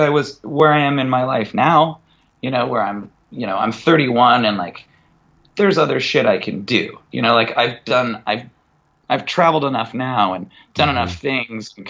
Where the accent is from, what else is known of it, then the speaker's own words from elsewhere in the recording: Mukilteo, Washington, United States; from Muckle TL that like plays guitar